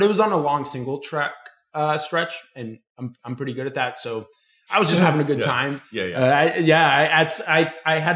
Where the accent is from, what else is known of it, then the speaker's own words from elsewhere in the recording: Florida, United States; I'm from Florida